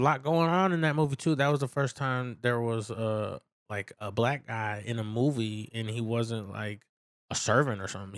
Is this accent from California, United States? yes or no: yes; San Francisco, California, United States; I'm from San Francisco, so I'm used to the city life